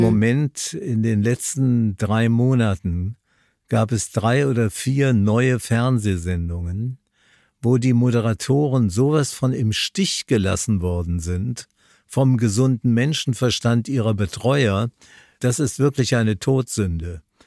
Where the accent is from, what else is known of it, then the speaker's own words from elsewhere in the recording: Linz, Upper Austria, Austria; meine Sendung aus Linz an der Donau, wo ich geboren bin. Das wird ein Heimspiel für mich.